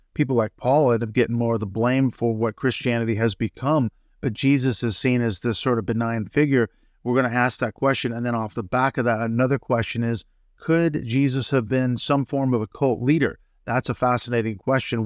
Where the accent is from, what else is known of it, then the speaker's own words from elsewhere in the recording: Seattle, Washington, United States; I grew up in the Seattle area